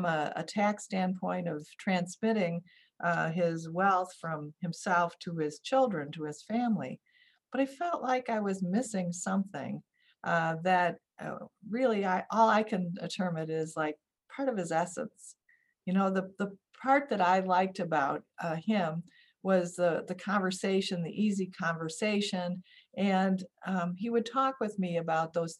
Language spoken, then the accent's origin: English; Oak Lawn, Illinois, United States; I grew up on the southwest suburbs of Chicago, Oak Lawn